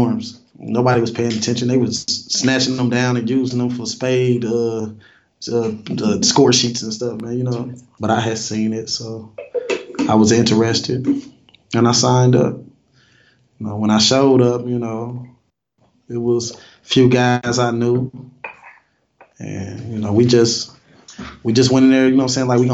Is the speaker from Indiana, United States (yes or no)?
yes; Fort Wayne, Indiana, United States; I was born in Fort Wayne. I'm from Indiana. Came up through the 80s and the 90s.